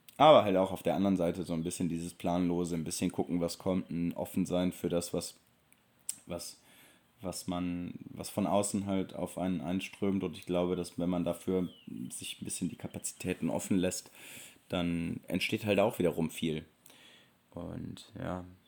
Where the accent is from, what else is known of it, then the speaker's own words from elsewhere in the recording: Germany; accent: German; nicht nur die Amerikaner erkennen meinen deutschen Akzent